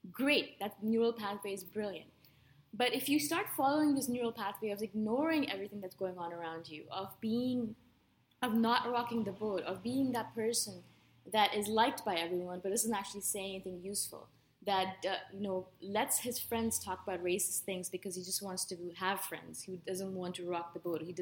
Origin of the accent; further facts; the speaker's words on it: Canada; moved away; I'm a Canadian.